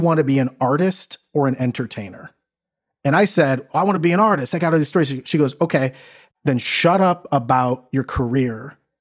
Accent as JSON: {"language": "English", "region": "Midwest", "country": "United States", "also_born_or_lived": "New York", "moved": "as an adult", "said": "I'm from the Midwest"}